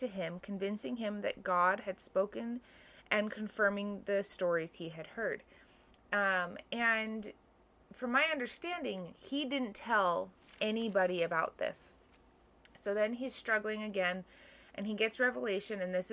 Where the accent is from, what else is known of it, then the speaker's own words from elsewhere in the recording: Hawaii, United States; The stake I grew up in Hawaii, was pretty large